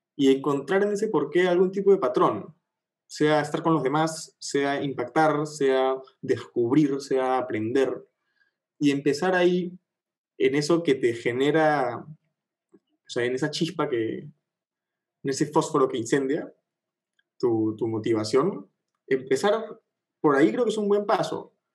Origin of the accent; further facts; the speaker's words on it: Peru; más los peruanos, más peruanos que nunca